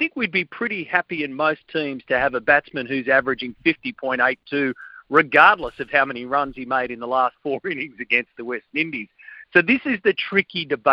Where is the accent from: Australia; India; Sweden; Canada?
Australia; as in Australian fans